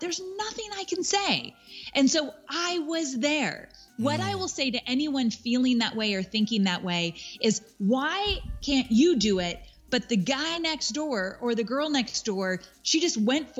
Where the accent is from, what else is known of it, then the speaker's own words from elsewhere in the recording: California, United States; moved away as an adult; now in Nashville, United States; I am born and raised in California, went to college in California, like my whole life, never been out of California in terms of where I've lived.